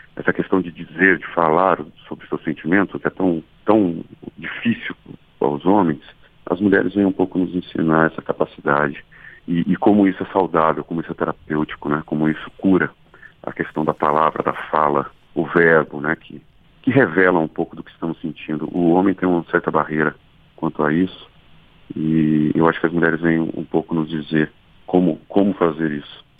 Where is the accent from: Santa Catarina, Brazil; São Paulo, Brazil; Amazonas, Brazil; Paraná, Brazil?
São Paulo, Brazil; Lorena; moved away; eu também cresci em Lorena em, alguma, em algum período da minha vida